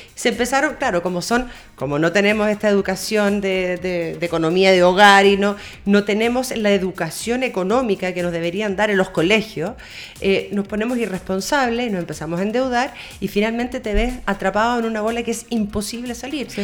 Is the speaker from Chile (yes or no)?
yes; Chile